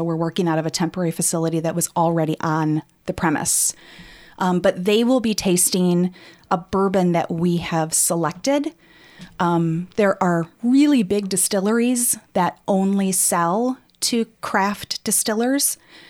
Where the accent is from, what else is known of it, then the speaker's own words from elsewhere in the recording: Rockford, Illinois, United States; Growing up in Rockford, I had no idea that this actually happened and that we had a huge distillery here in Rockford